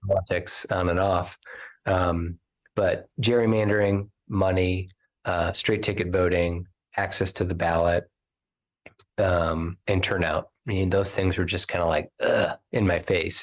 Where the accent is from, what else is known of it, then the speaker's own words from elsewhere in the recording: South Bend, Indiana, United States; he was also my hometown mayor when I was a kid